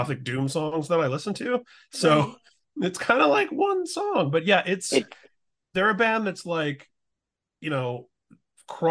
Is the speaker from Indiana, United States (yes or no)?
yes; Indiana, United States; growing up in Indiana